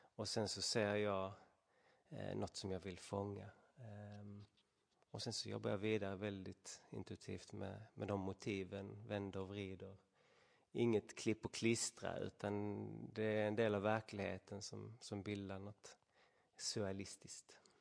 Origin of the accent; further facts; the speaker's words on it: Sweden; långt borta från alla vänner och familj och allt det trigga hemma i Sverige